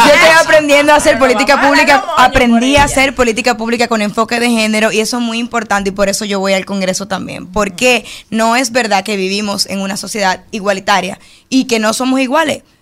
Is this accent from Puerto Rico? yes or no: no; Alameda, Santo Domingo Oeste, Distrito Nacional, Dominican Republic; also born or lived in Buenos Aires, Argentina; Yo soy de Alameda. Yo vivo en la medida de que tengo cinco años.